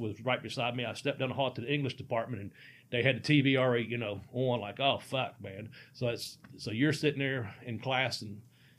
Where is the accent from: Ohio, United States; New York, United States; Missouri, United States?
Ohio, United States; Cincinnati; I'm from Cincinnati.